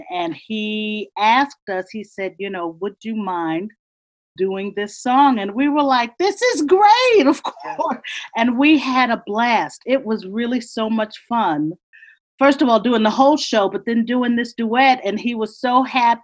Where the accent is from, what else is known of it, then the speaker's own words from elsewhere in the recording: Chicago, Illinois, United States; moved away; also born or lived in New York; I was still living in Chicago. I was born in New York, and we moved to Chicago because my dad, who was a jazz musician, got a gig